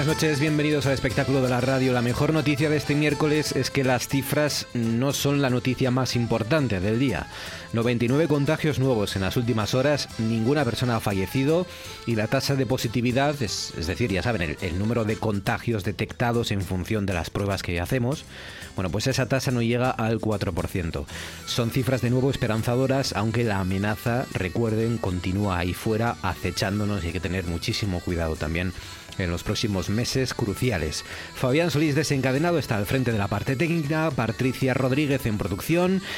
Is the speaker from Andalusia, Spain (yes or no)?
no; Asturias, Spain; ser asturiano